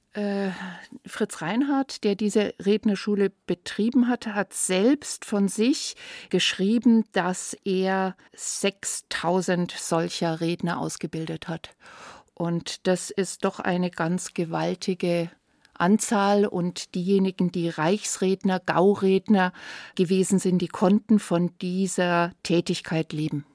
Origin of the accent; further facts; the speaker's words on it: Herrsching, Bavaria, Germany; bei uns in Hersching